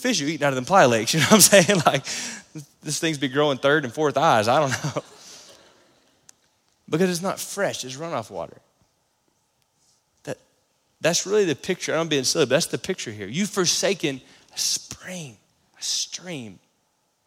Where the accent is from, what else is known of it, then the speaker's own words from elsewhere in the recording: Florida, United States; now in Lubbock, United States; growing up in Florida